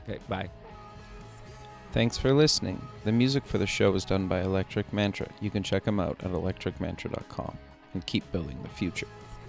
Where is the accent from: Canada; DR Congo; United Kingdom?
Canada; I grew up in Canada